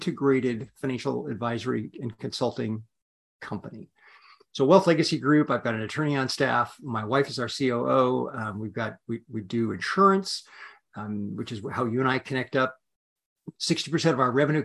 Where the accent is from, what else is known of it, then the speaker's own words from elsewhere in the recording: Yakima, Washington, United States; I'm a kid from Washington State, grew up in a little city called Yakima